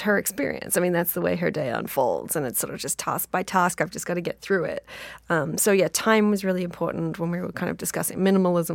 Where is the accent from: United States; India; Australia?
Australia; I'm Australian